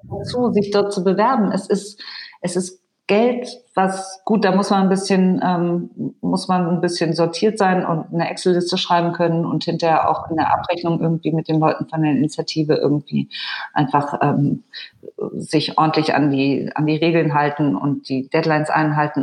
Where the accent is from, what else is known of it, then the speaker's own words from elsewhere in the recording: Allgäu, Bavaria, Germany; ich bin ja so ähnlich aufgewachsen da im Allgäu